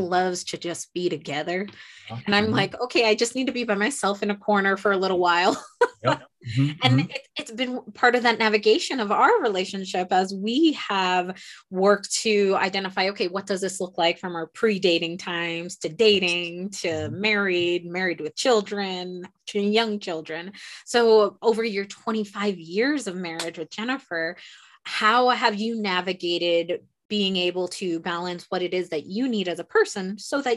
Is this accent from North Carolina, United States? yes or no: no; New York, United States; I'm a New Yorker